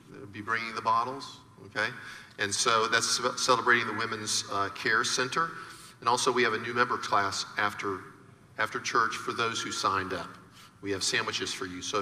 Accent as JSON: {"language": "English", "region": "Florida", "country": "United States", "tie": "born or raised there", "said": "because I grew up in Florida"}